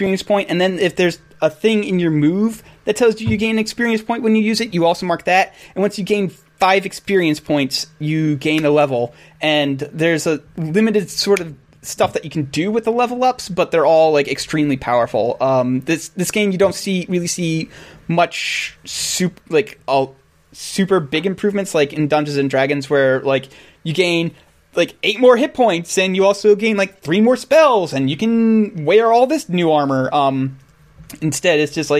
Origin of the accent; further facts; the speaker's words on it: Bowie, Maryland, United States; I grew up in Western Maryland for a very large period of my life. I lived like maybe an hour away from Baltimore or something like that. Let's put it this way: I lived in Bowie